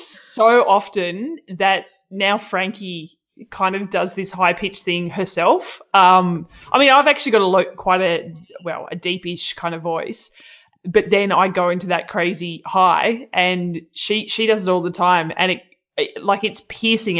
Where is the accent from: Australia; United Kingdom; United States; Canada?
Australia; Melbourne, Victoria; my hometown of Melbourne